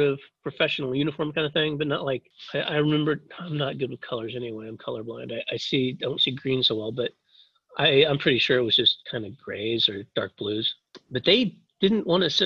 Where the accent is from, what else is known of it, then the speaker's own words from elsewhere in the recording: Kansas, United States; moved away as an adult; also born or lived in Taiwan; I grew up in Kansas, farm boy sort of thing, middle of nowhere, Kansas